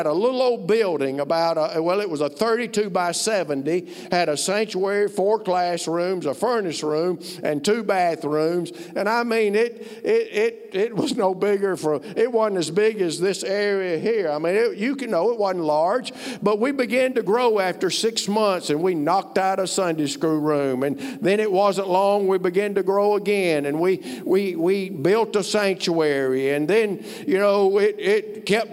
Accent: Alabama, United States; moved away as an adult; also born or lived in Ohio; I'm from Alabama

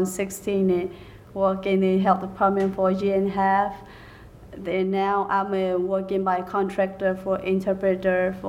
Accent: Myanmar; English is a second language; moved away as an adult; also born or lived in California / Georgia; now in United States; from Burma and Myanmar.

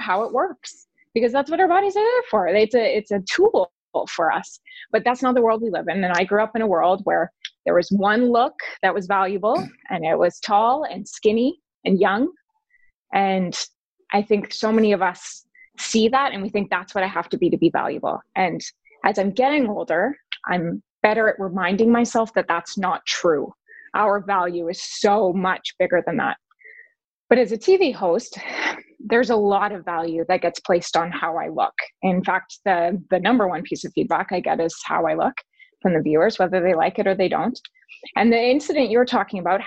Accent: Calgary, Alberta, Canada; moved away; that's my hometown, Calgary.

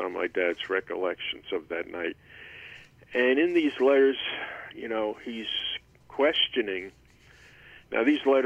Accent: New York City, New York, United States; when I was a very young boy growing up in Bay Ridge, Brooklyn, New York

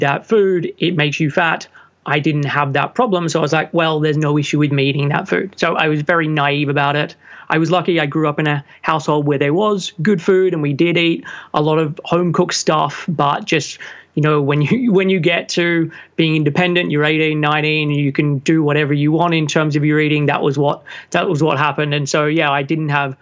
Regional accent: Sydney, New South Wales, Australia; moved away as an adult; now in London, United Kingdom; I'm originally from Sydney, Australia. And at the age of 21, finished a business degree

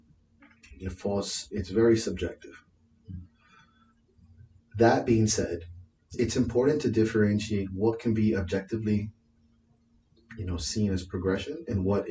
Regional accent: Miami, Florida, United States; I'm from Miami

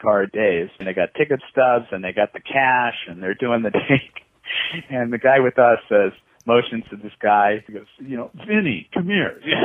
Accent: California, United States; as a Californian

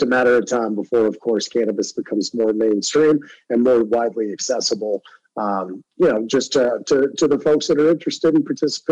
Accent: Texas, United States; my home state of Texas

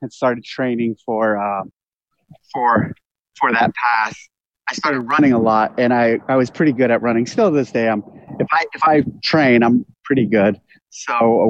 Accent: Aromas, California, United States; also born or lived in San Jose, California; I was born in San Jose, California, and I grew up there until I was about second grade. And then from that point, we moved down to Aromas, to this ranch. And we moved to this property. And this is where I grew up with my brother.

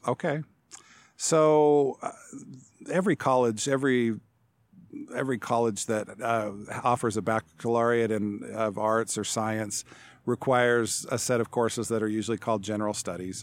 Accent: Salt Lake City, Utah, United States; also born or lived in Seattle, Washington / Provo, Utah; now in Chadron, United States; I grew up mostly in metropolitan Salt Lake City in Utah

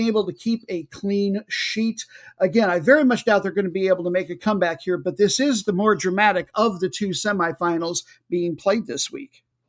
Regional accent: United States; I'm American

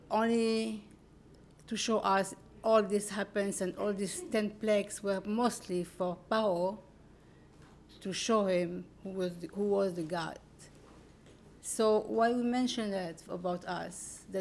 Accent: New York, United States; I am from New York.

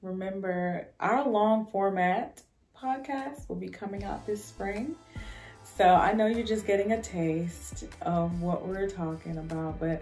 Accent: Henrico County, Virginia, United States; also born or lived in Richmond, Virginia; I'm from Henrico

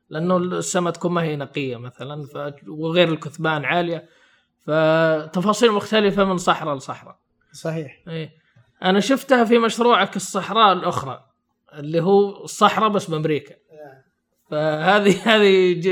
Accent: Saudi Arabia; ما يدرس عندنا بالسعوديه

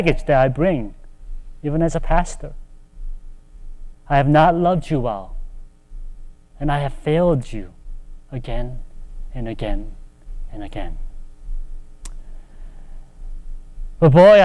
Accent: United States; also born or lived in Charlotte, North Carolina; Even as Asian American

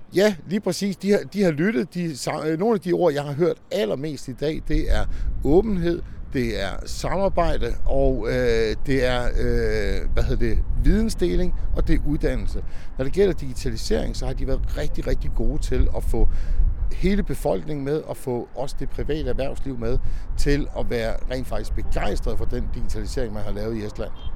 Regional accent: Denmark; vi som danskere

